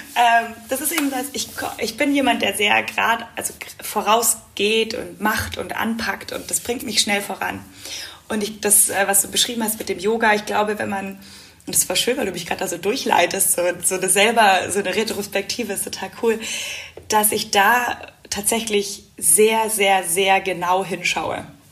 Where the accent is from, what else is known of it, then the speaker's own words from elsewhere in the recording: Munich, Bavaria, Germany; bin auch unglaublich gerne zu Hause in München. Das ist meine Heimat